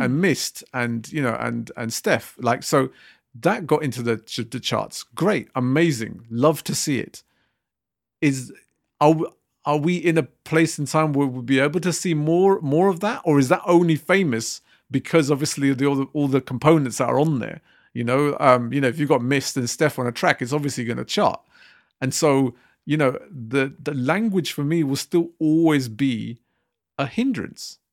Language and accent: English; Southall, London, United Kingdom; I come from South Hill